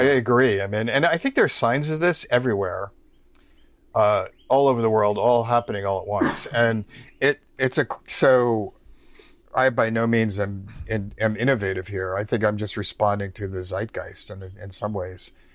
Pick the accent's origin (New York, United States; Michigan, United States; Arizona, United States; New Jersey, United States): New York, United States; also born or lived in Omaha, Nebraska; now in Cincinnati, United States; I'm originally from New York's, New York State